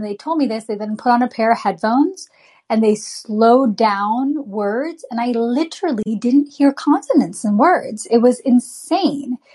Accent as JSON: {"language": "English", "country": "United States", "tie": "born or raised there", "said": "a brown girl growing up in America"}